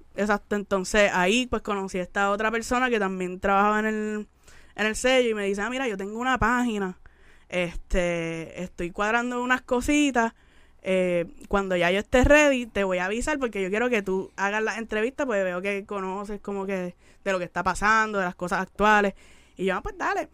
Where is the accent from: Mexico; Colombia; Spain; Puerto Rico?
Puerto Rico; moved away as an adult; also born or lived in Miami, United States; en el Gran Bithorn